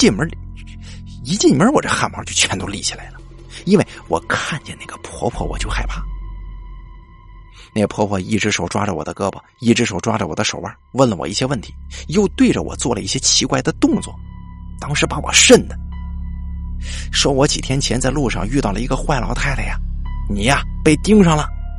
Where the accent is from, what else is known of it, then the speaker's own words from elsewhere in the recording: Anhui, China; 可是我家是安徽的，这个人呢在河南，忒远了。